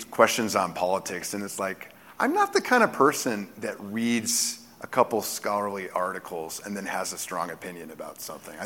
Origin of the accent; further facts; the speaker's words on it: Texas, United States; I was born in Texas